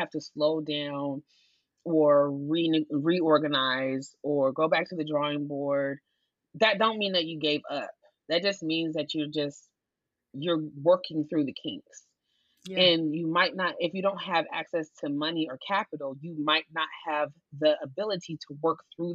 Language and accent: English; Portland, United States; I'm not from New York. I was born in Portland, but both of my parents are from New York